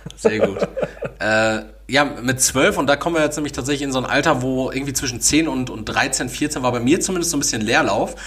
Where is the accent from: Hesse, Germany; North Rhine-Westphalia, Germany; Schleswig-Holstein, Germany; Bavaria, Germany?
North Rhine-Westphalia, Germany; Castrop-Rauxel; bei uns in Kastrop